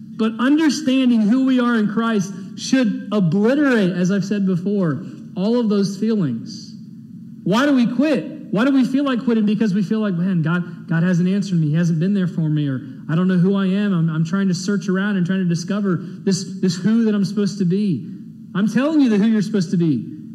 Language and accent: English; Texas, United States; to be an American, to be born in this great country